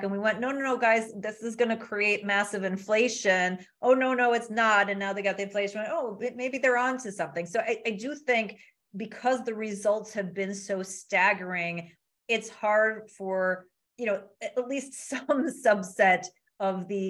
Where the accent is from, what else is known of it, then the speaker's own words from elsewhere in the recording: Midwest, United States; I'm from the Midwest